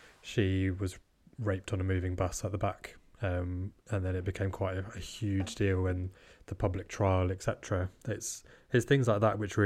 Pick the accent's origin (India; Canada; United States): India; now in United Kingdom; I grew up in India